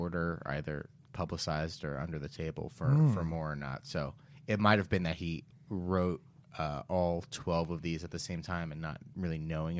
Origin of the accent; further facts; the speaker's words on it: United States; I'm American.